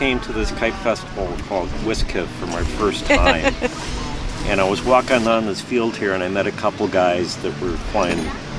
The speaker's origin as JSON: {"language": "English", "town": "Carmel", "region": "Indiana", "country": "United States", "said": "I'm from Carmel, Indiana"}